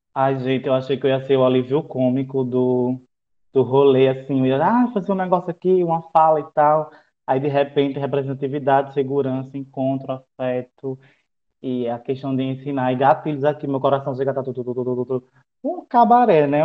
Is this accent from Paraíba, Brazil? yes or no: yes; Alhandra, Paraíba, Brazil; moved away; Venho de Alhandra, cidade da Jurema